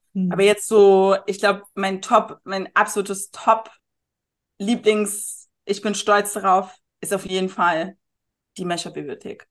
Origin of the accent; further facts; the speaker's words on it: Berlin, Germany; moved away as an adult; also born or lived in Munich; Ich bin mhm. als Berlinerin nach München gezogen